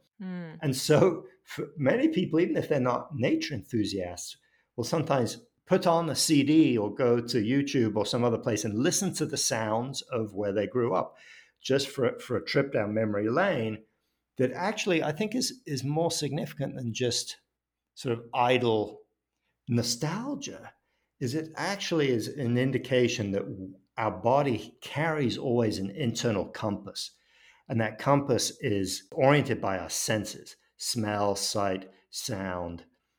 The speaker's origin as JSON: {"language": "English", "town": "Paris", "region": "Île-de-France", "country": "France", "tie": "born or raised there", "said": "And I grew up in Paris, and early on, we lived in an apartment complex."}